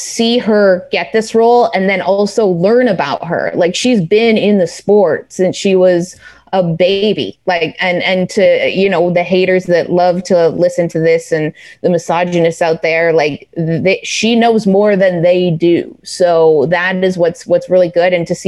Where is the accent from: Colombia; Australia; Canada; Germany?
Canada; now in New York, United States; being a Canadian in New York City